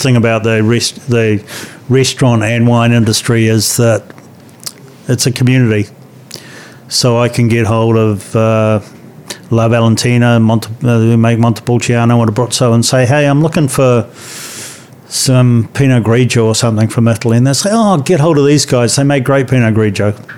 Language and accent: English; New Zealand; it's great being a New Zealander